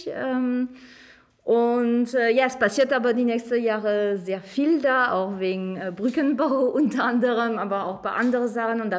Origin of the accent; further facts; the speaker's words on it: France; German is a second language; moved away as an adult; now in Magdeburg, Germany; wie man ein bisschen raushört, weil das ist schwer zu verstecken, ich komme ursprünglich äh, aus Frankreich, bin aber bin nach Magdeburg 2008 gezogen zum Studieren hier an der Hochschule Magdeburg-Stendal.